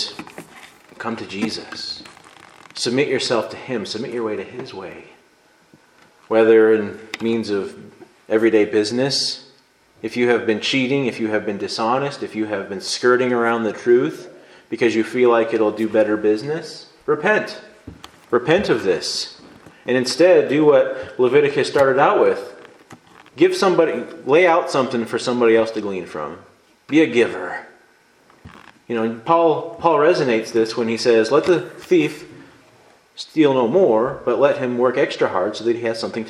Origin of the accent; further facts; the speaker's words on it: United States; I'm an American